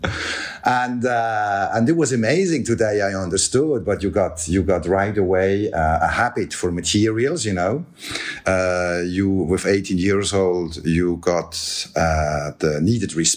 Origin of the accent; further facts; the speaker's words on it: Biel/Bienne, Bern, Switzerland; I grew up here in Bienne, which is the cradle of the Swiss watchmaking